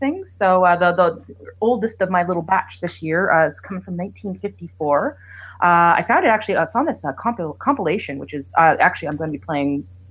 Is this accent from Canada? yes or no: yes; Nova Scotia, Canada; moved away; I flew home to visit my family, so I'm visiting you from the East Coast in Canada, Nova Scotia